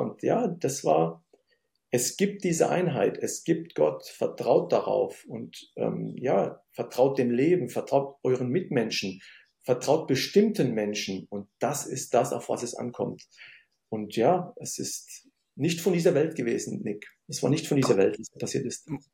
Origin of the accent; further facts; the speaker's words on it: Germany; also born or lived in Syria; ich komme aus Syrien, eine, ich bin Migrationskind und ähm, bin in Deutschland aufgewachsen